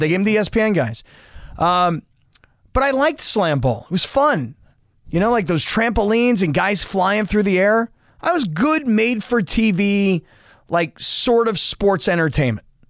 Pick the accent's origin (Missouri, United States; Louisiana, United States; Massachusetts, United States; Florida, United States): Florida, United States; South; now in Los Angeles, United States; I grew up down in South Florida